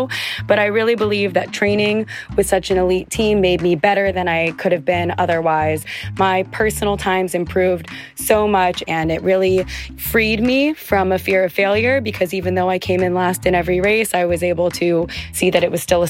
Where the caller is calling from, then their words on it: Miami, Florida, United States; Hi, Angela and Mike. … I'm from Miami